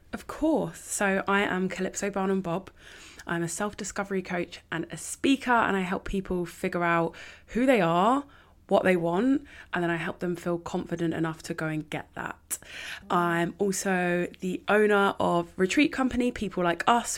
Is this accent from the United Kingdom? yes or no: yes; London, United Kingdom; I grew up in North London on the outskirts